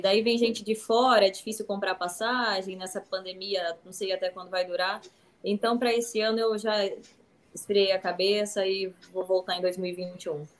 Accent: interior of Paraná, Brazil; eu sou do interior do Paraná

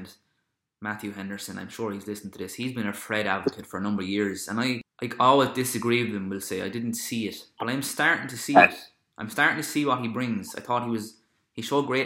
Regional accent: Ireland; I'm Irish

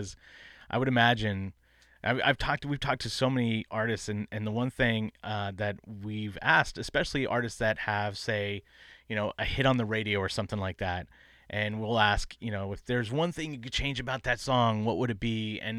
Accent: Bay Area, California, United States; moved away as an adult; now in Portland, United States; I grew up in the Bay Area

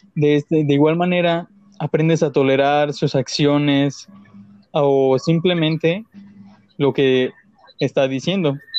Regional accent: Mexico; nosotros como mexicanos

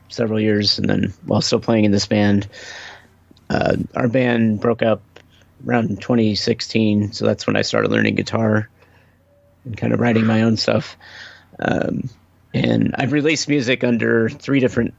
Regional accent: Kansas City, Missouri, United States; also born or lived in Chicago, Illinois; I've lived in Kansas City since 87

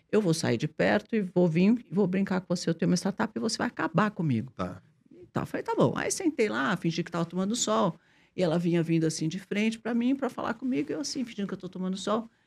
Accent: Brazil; sou brasileiro

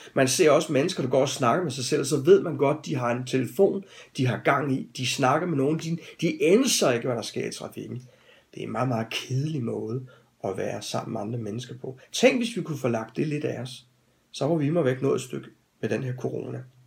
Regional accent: Denmark; som danskere

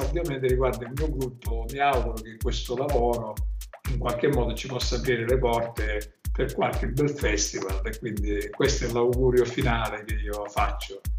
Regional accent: Catania, Sicily, Italy; noi catanesi

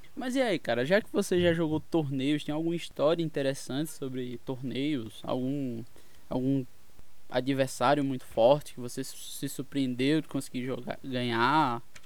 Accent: Pernambuco, Brazil; eu sou de Pernambuco

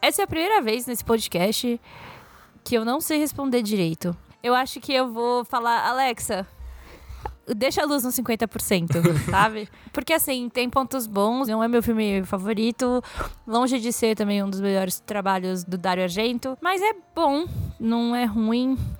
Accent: São Paulo, Brazil; eu nasci em São Paulo

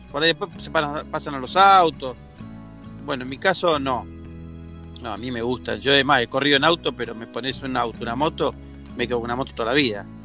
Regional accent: Pinamar, Buenos Aires Province, Argentina; born there; Y yo veraneaba de, toda la vida, de que nací en Pinamar, ¿viste? Mi familia tiene casa, entonces me, me curtí mucho allá

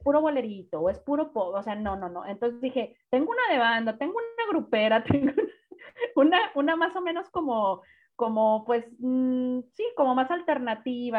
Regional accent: Guadalajara, Jalisco, Mexico; now in Monterrey, Mexico; yo soy de Guadalajara, pero tengo 18 años viviendo en Monterrey, si no es que 20

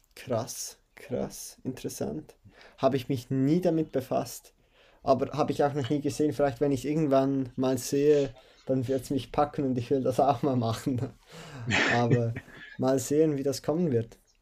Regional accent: Switzerland; bei uns in der Schweiz

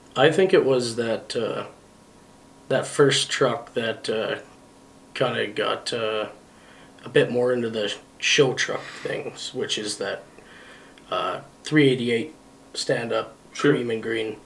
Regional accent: Thompson, Manitoba, Canada; Thompson, Manitoba is where I was born.

